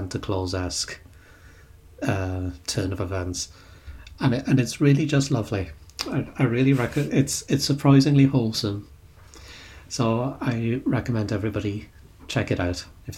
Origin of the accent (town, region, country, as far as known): United Kingdom